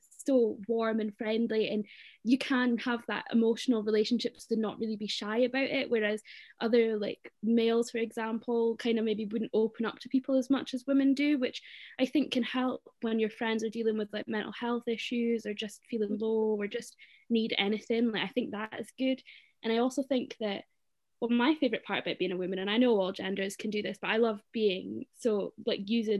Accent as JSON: {"language": "English", "town": "Aberdeen", "region": "Scotland", "country": "United Kingdom", "said": "I am 22 years old and I'm from Aberdeen"}